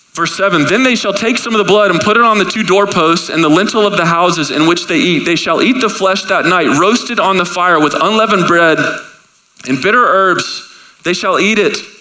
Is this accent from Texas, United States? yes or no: yes; Texas, United States; I'm from Texas